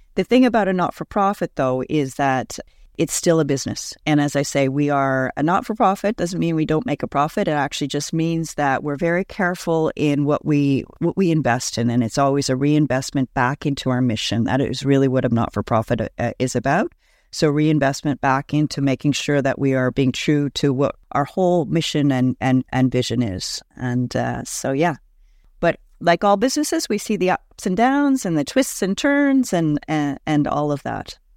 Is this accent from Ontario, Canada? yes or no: no; Montreal, Quebec, Canada; also born or lived in West Coast; now in Toronto, Canada; I'm originally from Montreal, actually lived on the West Coast for a number of years, and then have been in Toronto for over twenty years now